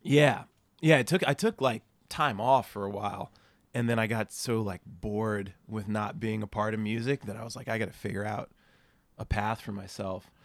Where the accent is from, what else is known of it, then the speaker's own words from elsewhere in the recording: New Jersey, United States; moved away as an adult; also born or lived in Boston; now in San Diego, United States; I grew up in New Jersey, went to school in Boston